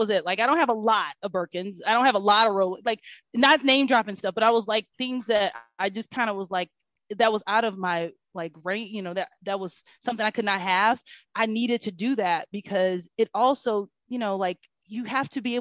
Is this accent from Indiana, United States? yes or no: no; Kansas City, Missouri, United States; now in Atlanta, United States; I'm from Kansas City, Missouri, which is also an amazing city